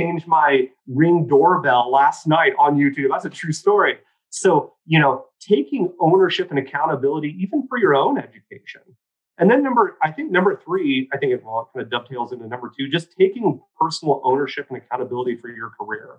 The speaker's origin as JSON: {"language": "English", "region": "Oregon", "country": "United States", "tie": "born or raised there", "said": "I'm a kid from small town. I'm from St. Louis, Oregon, you know, the capital of the state of Oregon, grew up on 3.5 acres"}